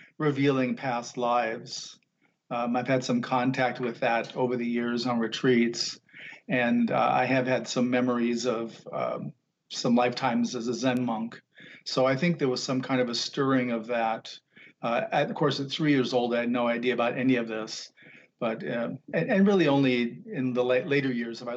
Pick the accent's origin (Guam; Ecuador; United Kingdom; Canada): Guam; Growing up on Guam, my father worked for the airlines.